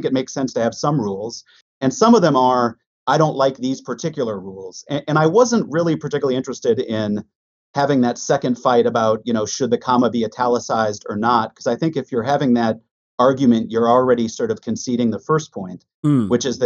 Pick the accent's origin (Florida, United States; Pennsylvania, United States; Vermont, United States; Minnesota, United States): Minnesota, United States; Minnetonka; accent: Midwestern; moved away; I grew up in a western suburb of Minneapolis. So I'm a Midwesterner. Minnetonka, Minnesota